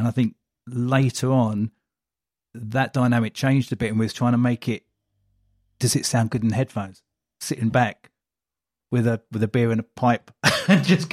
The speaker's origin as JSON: {"language": "English", "area": "Welwyn Garden City", "region": "East of England", "country": "United Kingdom", "tie": "born or raised there", "moved": "yes", "lives_now": "Colchester, United Kingdom", "said": "Born in Wellington City. So just up the road"}